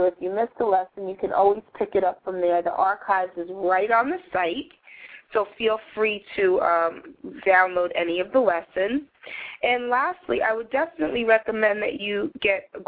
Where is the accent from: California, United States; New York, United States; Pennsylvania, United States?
New York, United States; New York City; when I was growing up in New York City, my mom would let me go to McDonald's for dinner, but only on Fridays.